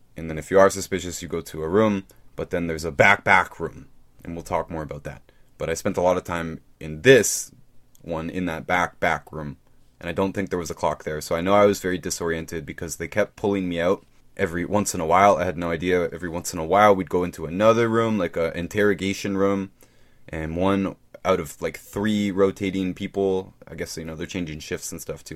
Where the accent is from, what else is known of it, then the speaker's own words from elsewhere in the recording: Canada; also born or lived in Toronto; I'm Canadian